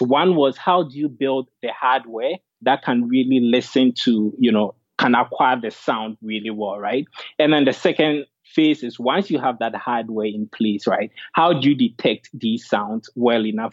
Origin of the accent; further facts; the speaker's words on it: Ghana; moved away as an adult; also born or lived in Dartmouth; I was born and raised in Ghana and came to Dartmouth for undergrad